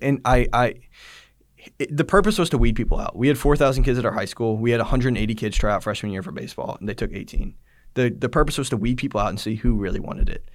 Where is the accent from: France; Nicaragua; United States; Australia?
United States; Georgia; I grew up in Georgia my whole life